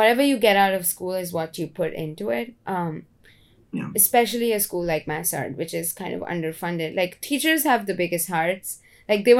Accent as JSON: {"language": "English", "country": "India", "tie": "born or raised there", "moved": "yes", "lives_now": "United States", "said": "I came from India and I came to America, which is an extremely hardworking workaholic environment. And that's how I grew up as well"}